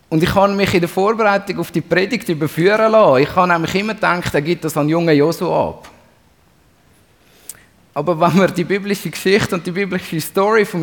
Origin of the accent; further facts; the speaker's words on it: Zurich, Switzerland; als Zürcher, und da darf ich heute dazu stehen, ist mein Lieblingsreformator natürlich der Ulrich Zwingli.